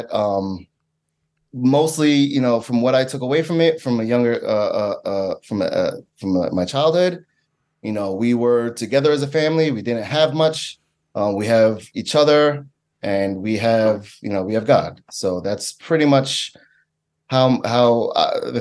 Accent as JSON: {"language": "English", "town": "New York City", "region": "New York", "country": "United States", "tie": "born or raised there", "said": "I'm originally from Staten Island"}